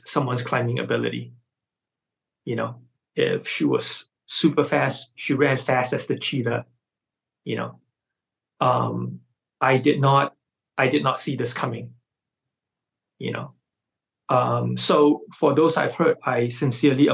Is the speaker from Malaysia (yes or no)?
yes; Malaysia; my fellow Malaysians